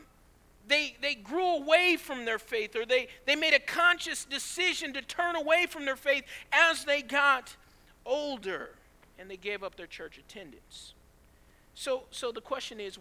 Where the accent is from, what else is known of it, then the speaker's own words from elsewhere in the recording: Georgia, United States; also born or lived in California; I was born in California, but raised in Georgia